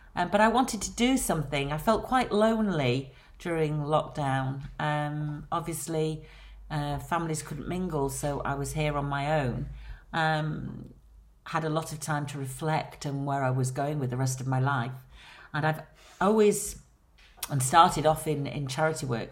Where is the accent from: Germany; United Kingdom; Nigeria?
United Kingdom; Blackpool, North West England; accent: Lancashire; moved away as an adult; now in London, United Kingdom; As you can hear from my accent, I am from Lancashire, born and bred on Blackpool Promenade.